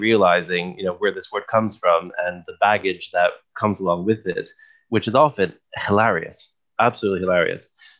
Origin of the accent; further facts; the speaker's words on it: Canada; moved away; also born or lived in England; as a Canadian